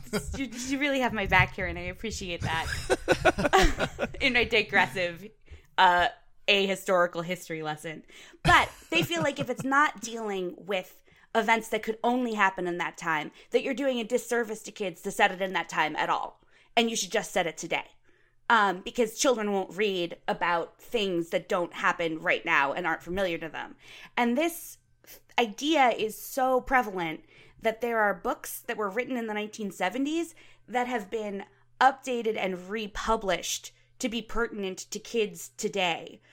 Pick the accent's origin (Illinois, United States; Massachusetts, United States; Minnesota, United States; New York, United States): Massachusetts, United States; Boston; also born or lived in Ohio; I was born in Boston